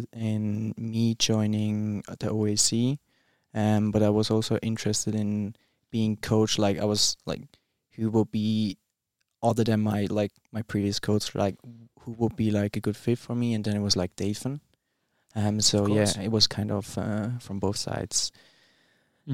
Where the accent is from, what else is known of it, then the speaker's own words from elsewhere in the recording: Switzerland; moved away; also born or lived in Manchester; I'm from Switzerland